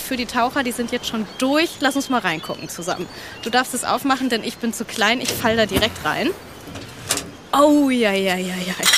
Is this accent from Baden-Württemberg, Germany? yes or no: no; Kiel, Schleswig-Holstein, Germany; Wir sind an der schönen Ostsee, in meiner Heimat, in Kiel